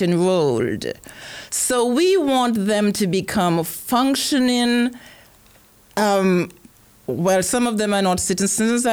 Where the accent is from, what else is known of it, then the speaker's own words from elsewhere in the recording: Antigua & Barbuda; accent: Antiguan; now in Cobb County, United States; I was born in the Caribbean, in Antigua. And so I hail from Antigua, and I'm now residing here.